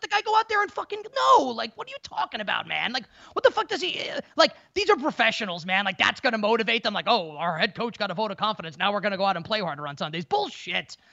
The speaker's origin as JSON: {"language": "English", "region": "New York", "country": "United States", "tie": "born or raised there", "said": "growing up in New York"}